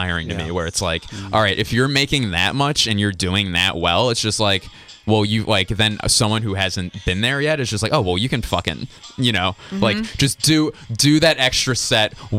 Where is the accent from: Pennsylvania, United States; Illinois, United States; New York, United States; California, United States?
Pennsylvania, United States; Philadelphia; I grew up like in Philadelphia, and on the, like, even though I grew up in the suburbs